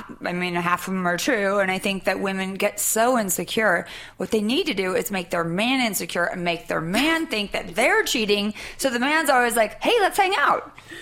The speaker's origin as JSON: {"language": "English", "country": "United States", "also_born_or_lived": "Europe", "said": "I'm from America."}